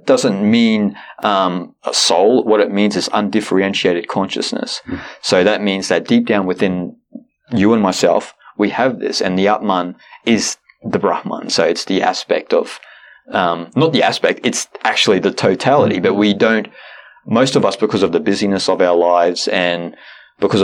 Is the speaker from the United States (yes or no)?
no; Australia; I'm Australian